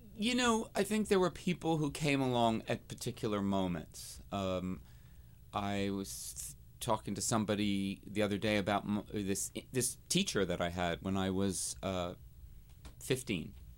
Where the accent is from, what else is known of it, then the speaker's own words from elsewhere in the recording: New Jersey, United States; when I was a little queen growing up in New Jersey